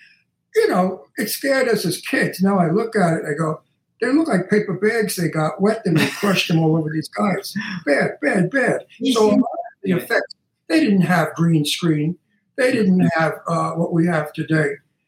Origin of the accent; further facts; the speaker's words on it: New York City, New York, United States; I'm from Brooklyn and I grew up with the mafia